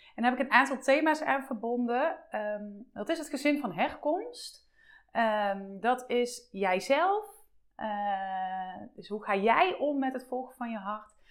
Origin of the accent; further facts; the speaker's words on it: Eindhoven, North Brabant, Netherlands; ik kom uit Eindhoven, hè, dus opnieuw uit de buurt van Eindhoven.